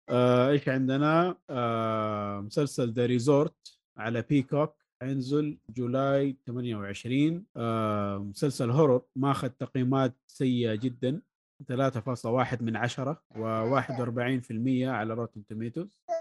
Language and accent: Arabic; Saudi Arabia; عندنا في السعوديه